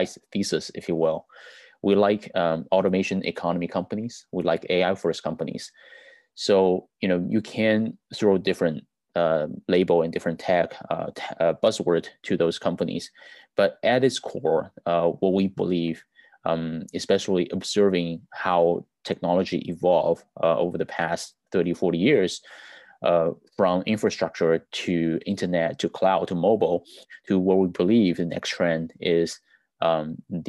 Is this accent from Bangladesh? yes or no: no; China; now in United States; I was born in China, you know, I'm immigrant in the US.